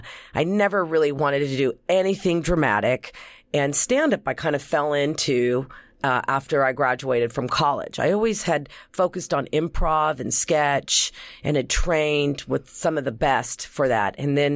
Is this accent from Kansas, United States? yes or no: no; Oklahoma City, Oklahoma, United States; born there; I was born in Oklahoma City, Oklahoma. But people always think I'm from New York